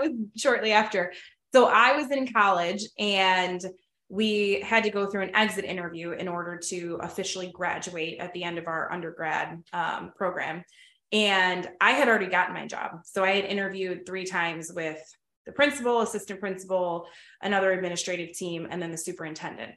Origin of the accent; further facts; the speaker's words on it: Oak Forest, Illinois, United States; I grew up in Oak Forest